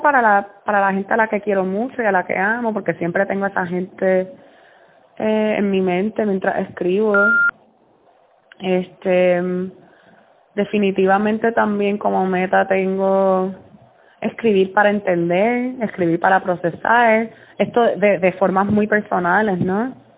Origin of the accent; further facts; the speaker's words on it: Puerto Rico; moved away as an adult; now in New Jersey, United States; somos, somos puertorriqueños todos